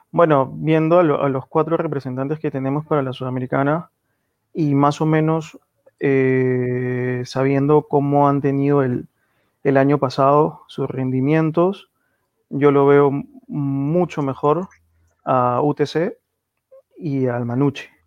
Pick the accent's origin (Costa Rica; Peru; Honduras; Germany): Peru; los cuatro como peruanos, pues esperemos que quien pase, por favor que, que den una buena imagen.